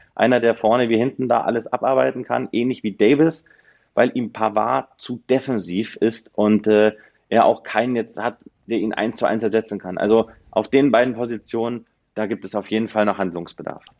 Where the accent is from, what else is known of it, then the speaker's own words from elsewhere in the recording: Northern Hesse, Germany; Gebürtig aus Nordhessen